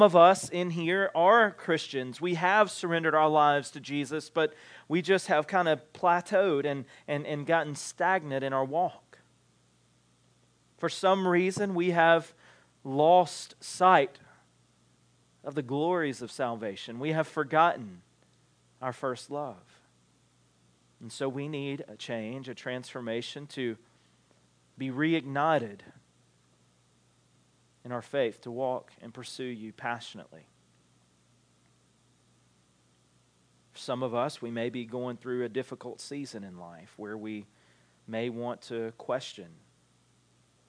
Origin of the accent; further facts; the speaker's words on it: Alma, United States; accent: Southern; We're all from Alma or around Alma. We all speak fairly much the same language